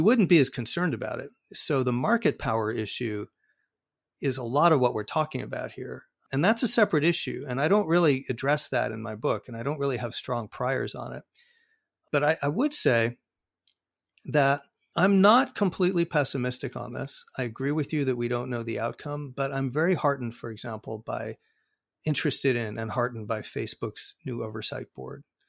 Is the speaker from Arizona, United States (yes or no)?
yes; Arizona, United States; Arizona, my home state